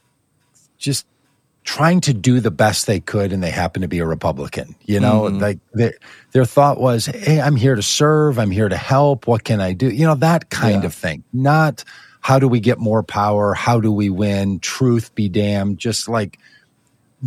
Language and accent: English; Midwest, United States; I'm a Midwesterner